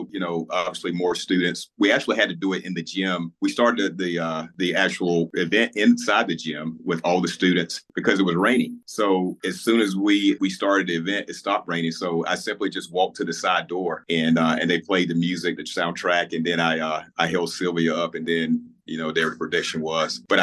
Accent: Apex, North Carolina, United States; And I'm a native of Apex, by the way, so it is my hometown.

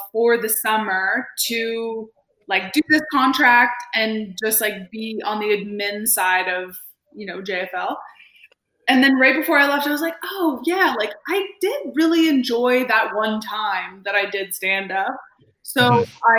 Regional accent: Montreal, Quebec, Canada; moved away as an adult; now in Toronto, Canada; I'm from Montreal, but I've lived in Toronto for over a decade.

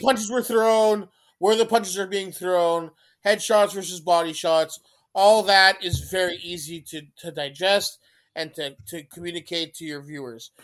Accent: Canada; I'm Canadian

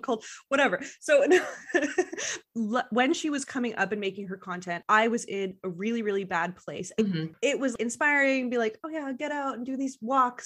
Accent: Montreal, Quebec, Canada; also born or lived in British Columbia; now in Montreal, Canada; I'm from Montreal, but I haven't lived there. So I moved back home in the pandemic to take care of my mom

